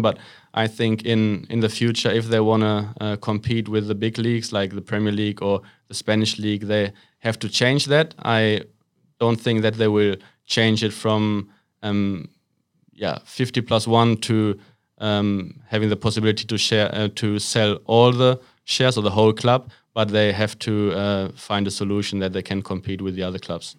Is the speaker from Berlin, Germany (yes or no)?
no; Waltrop, North Rhine-Westphalia, Germany; a small town is called Waltrop. It's not far away from Dortmund, um, so the west of Germany. That's where I grew up.